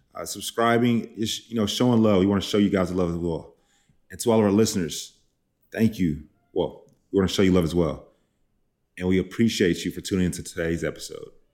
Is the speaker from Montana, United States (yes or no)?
no; Dallas, Texas, United States; I am from Dallas, from the South.